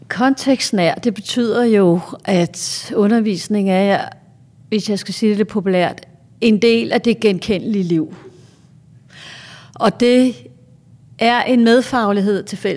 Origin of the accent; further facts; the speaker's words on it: Greenland; Et meget godt eksempel, jeg har på det, jeg er faktisk fra Grønland